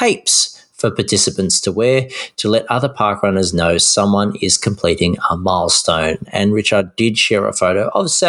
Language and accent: English; Tasmania, Australia; I grew up in Tasmania